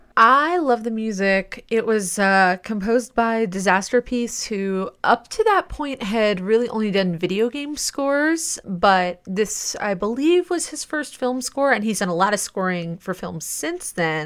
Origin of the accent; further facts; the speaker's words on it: Midwest, United States; also born or lived in Ohio; as a Midwesterner, like, Detroit area